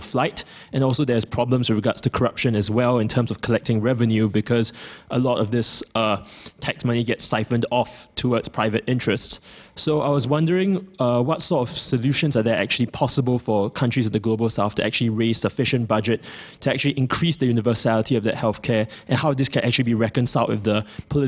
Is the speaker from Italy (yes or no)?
no; Singapore; moved away as an adult; now in London, United Kingdom; I'm from Singapore, and I'm currently studying abroad at King's